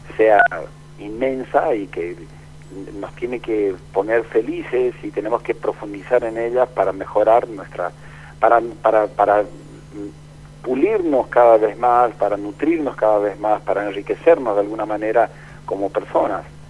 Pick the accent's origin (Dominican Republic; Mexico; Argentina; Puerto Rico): Argentina; nosotros como argentinos